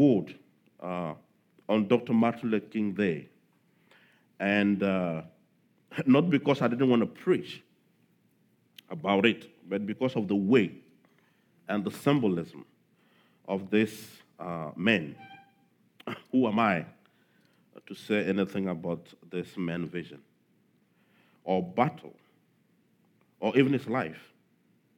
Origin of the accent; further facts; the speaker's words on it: Togo; my home country